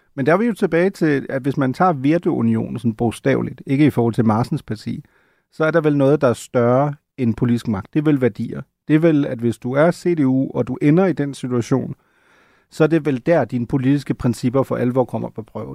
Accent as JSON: {"language": "Danish", "region": "Schleswig-Holstein", "country": "Germany", "said": "Slesvig-Holsten, hvor jeg kommer fra"}